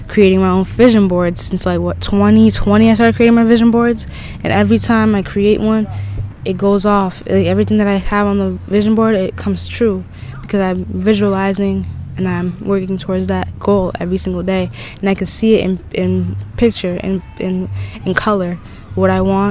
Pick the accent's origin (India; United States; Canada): United States; New England; now in Florida, United States; I'm from New England